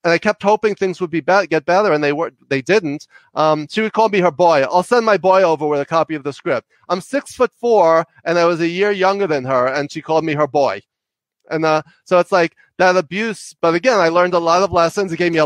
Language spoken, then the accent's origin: English; New York, United States; also born or lived in Connecticut; I talk really fast because I'm from New York and I talk loud and fast